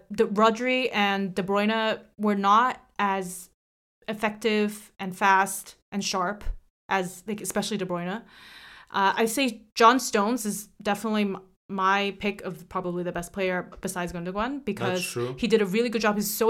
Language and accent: English; Barcelona, Catalonia, Spain; I was born to love Barcelona because I'm from Barcelona.